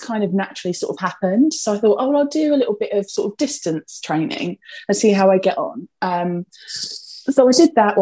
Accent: Essex, East of England, United Kingdom; if my accent doesn't give me away, I'm from Essex. Born and bred. I've always lived in Essex actually, like my entire life

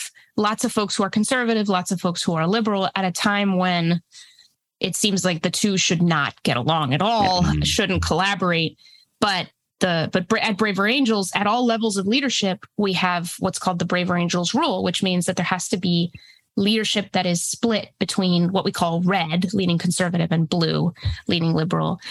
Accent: New Hampshire, United States; English is a second language; also born or lived in Mexico / Texas; I immigrated from Mexico with my parents and my brother when I was about 5. We moved to Texas and then went up to New England. So yeah, grew up in a small town in New Hampshire

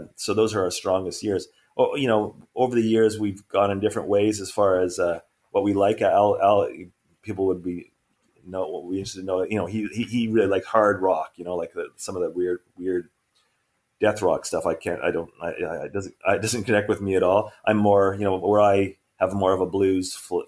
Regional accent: Montreal, Quebec, Canada; we grew up together in Montreal in early 70s

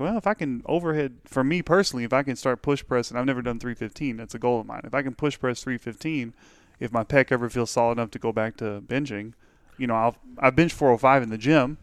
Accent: Pittsburgh, United States; born or raised there

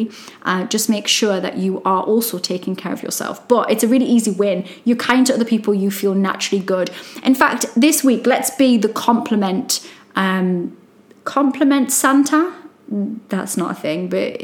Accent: Newcastle upon Tyne, North East England, United Kingdom; accent: Geordie; I'm Geordie

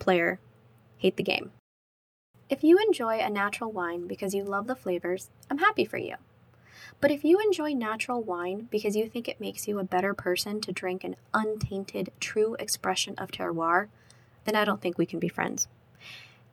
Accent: Guatemala; now in United States; growing up in Guatemala means that I love papayas.

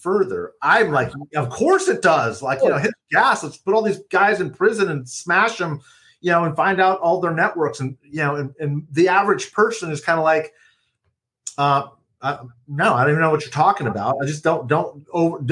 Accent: California, United States; I'm a Californian

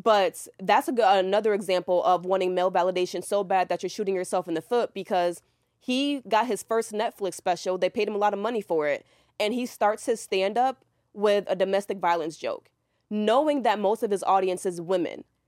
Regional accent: New York, United States; now in Atlanta, United States; I'm from New York. I came to Atlanta

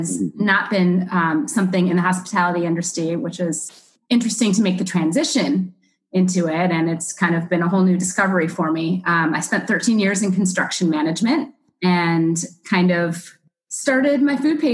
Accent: Chicago, Illinois, United States; also born or lived in New York City, United States; now in Miami, United States; I'm originally from Chicago, but I lived in New York City

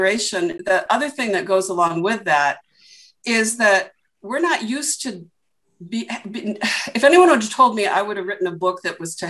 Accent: Portland, Oregon, United States; I was born in Portland, Oregon

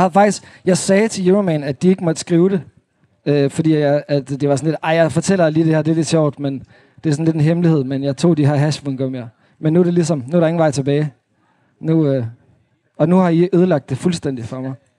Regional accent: Svendborg, Southern Denmark, Denmark; moved away as an adult; also born or lived in Holstebro / Thyholm / Aarhus; now in Copenhagen, Denmark; så er jeg vokset op i Svendborg øh, på Sydfyn

